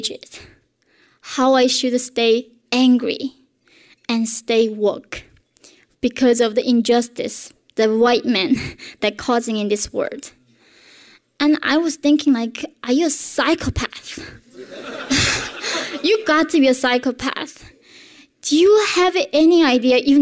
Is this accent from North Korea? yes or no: yes; North Korea; moved away; the world that I grew up in North Korea